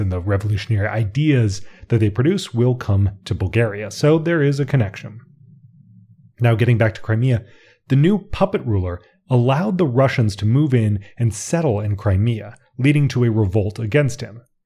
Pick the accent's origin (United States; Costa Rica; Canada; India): United States; I'm an American